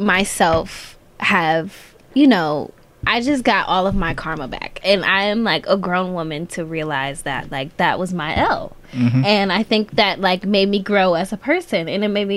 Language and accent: English; Cleveland, Ohio, United States; also born or lived in San Diego; I'm from Cleveland. I love Cleveland